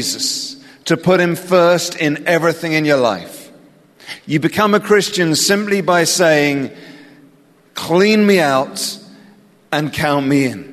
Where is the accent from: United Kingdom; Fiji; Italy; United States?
United Kingdom; England; accent: English; my weird English accent